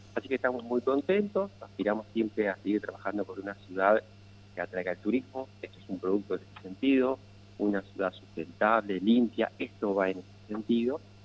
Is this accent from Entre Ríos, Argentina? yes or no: yes; Paraná, Entre Ríos, Argentina; yo nací en Paraná, hice la escuela primaria en Paraná, eh, hice la secundaria, la escuela aquí en Paraná